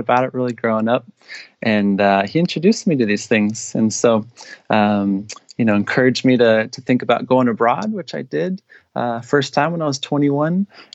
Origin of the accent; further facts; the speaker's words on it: Sacramento, California, United States; moved away as an adult; also born or lived in Georgia / South Carolina; I grew up in Sacramento. I was here for the first 18 years of my life